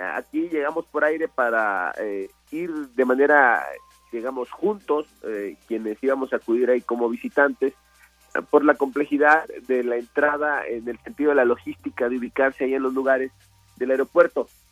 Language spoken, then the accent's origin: Spanish; Minatitlán, Veracruz, Mexico; yo soy de Minatitlán